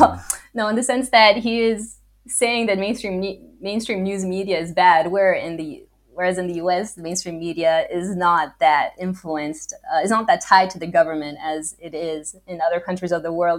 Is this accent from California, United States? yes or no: yes; Los Angeles, California, United States; moved away; I was born in Los Angeles